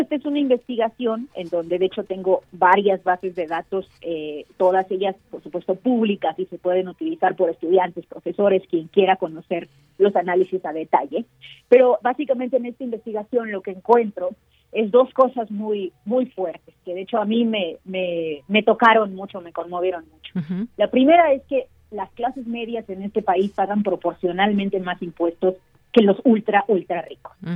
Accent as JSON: {"language": "Spanish", "country": "Mexico", "said": "soy mexicana"}